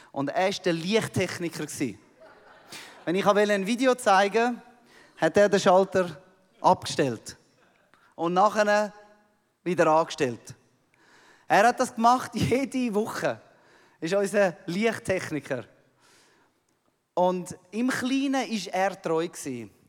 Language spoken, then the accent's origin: German; Switzerland; Ich komme aus der Schweiz, oder?